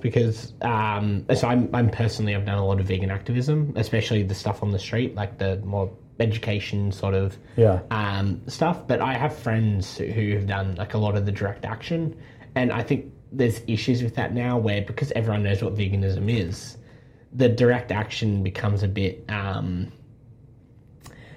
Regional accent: Adaminaby, New South Wales, Australia; I'm from the Snowies. Okay. So I'm from a little town called Adaminibi.

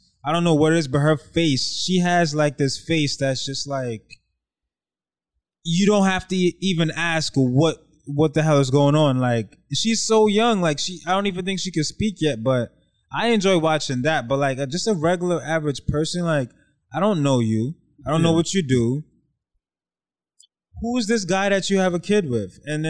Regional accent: New York, United States; as a New Yorker

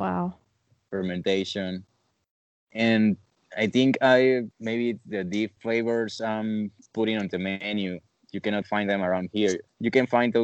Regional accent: Venezuela; moved away as an adult; also born or lived in Argentina; I'm from Venezuela

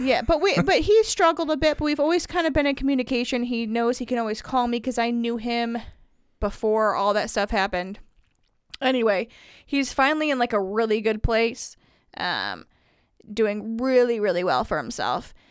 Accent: Indiana, United States; moved away; I'm from Indiana, all my friends are there, my history's there, everything's there.

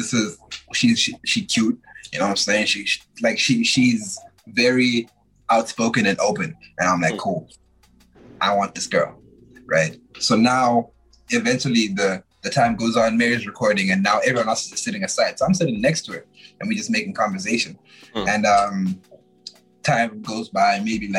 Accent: Zimbabwe; now in Canada; I'm from Zimbabwe

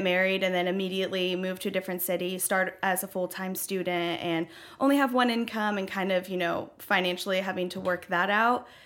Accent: Franklin, Tennessee, United States; also born or lived in Knoxville, Tennessee; I grew up in Franklin, um, spent most of my life here in Franklin, and the past two years I've been living in Knoxville.

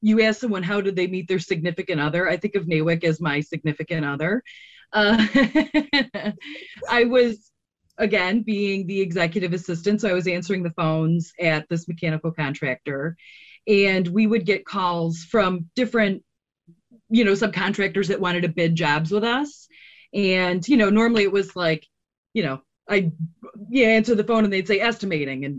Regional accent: Rochester, New York, United States; I grew up in Rochester. Most of the men in my family worked at Kodak

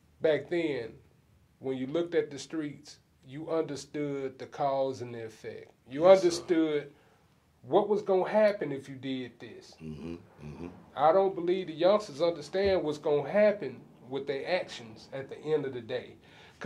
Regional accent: Houston, Texas, United States; I'm originally from Fifth Ward.

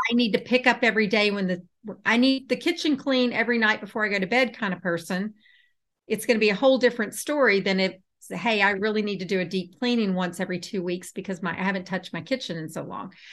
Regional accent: Houston, Texas, United States; now in Atlanta, United States; I'm in Atlanta. And I grew up in Houston.

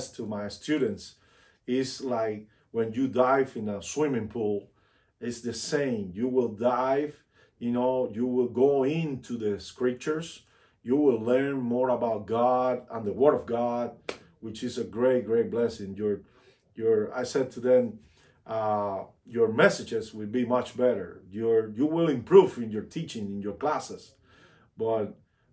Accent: Cuba

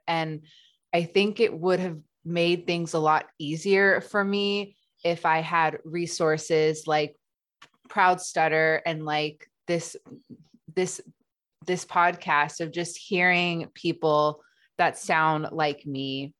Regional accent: Los Angeles, California, United States; I grew up in Los Angeles.

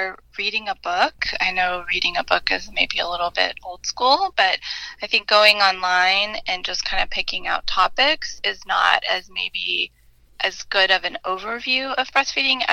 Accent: Illinois, United States; I grew up in Illinois

